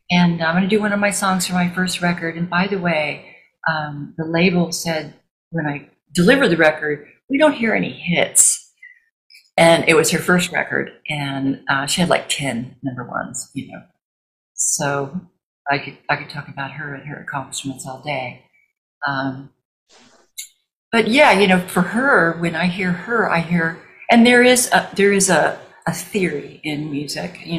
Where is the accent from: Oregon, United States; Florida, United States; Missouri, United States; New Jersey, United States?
Missouri, United States; I grew up in Missouri, and my mother used to take us to revival tents